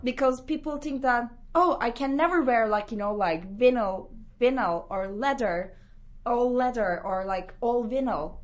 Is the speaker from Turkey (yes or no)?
yes; Istanbul, Turkey; moved away as an adult; now in London, United Kingdom; I'm from Istanbul